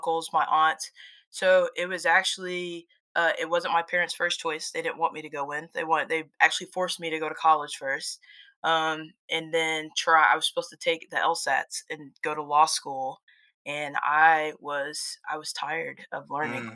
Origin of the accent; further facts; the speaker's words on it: Florence, South Carolina, United States; also born or lived in Darlington, South Carolina; I was born in Florence, North Carolina. I claim Darlington